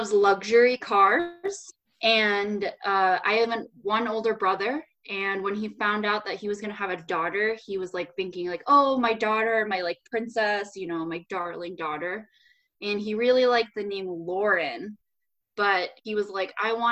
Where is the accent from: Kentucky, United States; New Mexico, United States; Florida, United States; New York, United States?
New York, United States; Rochester; I was born in New York City, and then I moved to Rochester when I was like 5-ish.